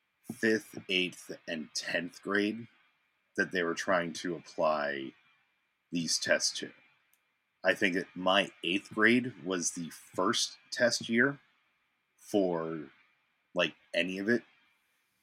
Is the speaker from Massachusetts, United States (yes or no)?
yes; Massachusetts, United States; growing up in Massachusetts with the MCAS